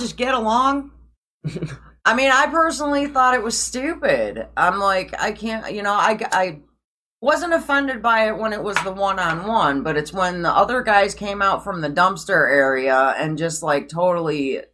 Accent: Schaumburg, Illinois, United States; I grew up in Schaumburg

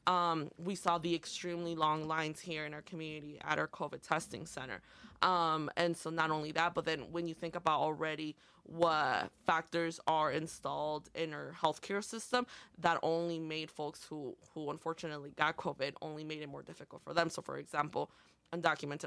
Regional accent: Montgomery, Illinois, United States; first language Spanish; English is a second language; also born or lived in Aurora, Illinois / Oswego, Illinois; I was basically born and raised in Montgomery

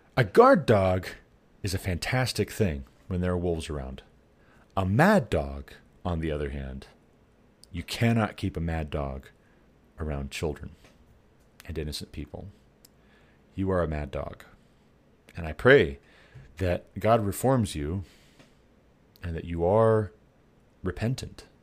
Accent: Glendive, Montana, United States; moved away as an adult; also born or lived in Sidney, Montana; we moved to Sydney, Montana, from Glendive, Montana, my hometown

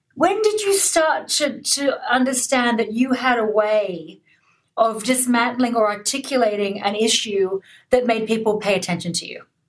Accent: Australia; I'm Australian

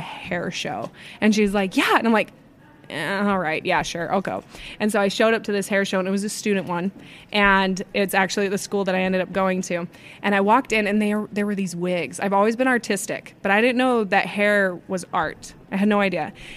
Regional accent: Utah, United States; I'm from Utah.

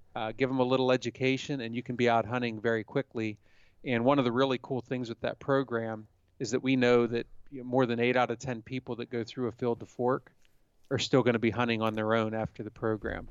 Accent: Pennsylvania, United States; I grew up in Pennsylvania

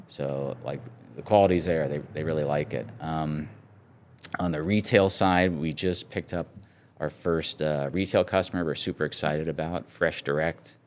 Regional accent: San Francisco, California, United States; moved away; I grew up in California and, um, in the San Francisco area.

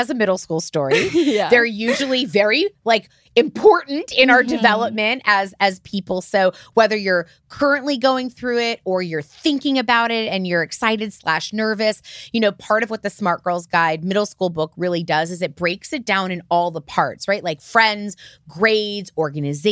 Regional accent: Florida, United States; I grew up in Florida

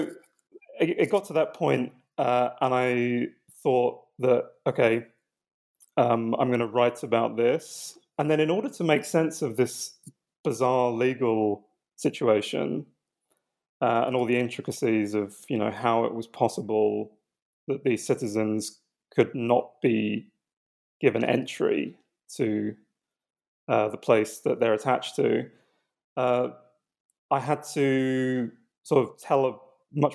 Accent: London, United Kingdom; I was born in London

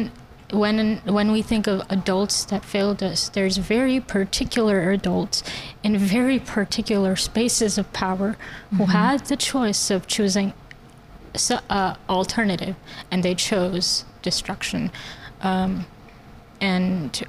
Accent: Pakistan; moved away; The house that I grew up in Pakistan, we didn't have a door, actually.

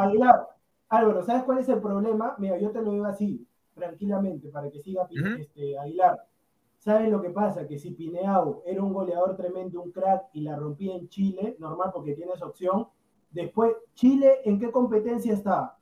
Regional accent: Peru; yo soy peruano

